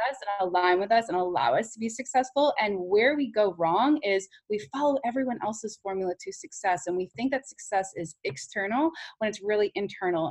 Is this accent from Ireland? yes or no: no; New York City, New York, United States; as a New Yorker